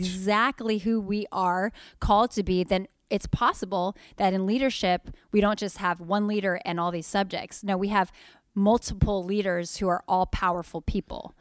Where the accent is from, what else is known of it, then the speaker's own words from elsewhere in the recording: Sacramento, California, United States; I'm just from Sacramento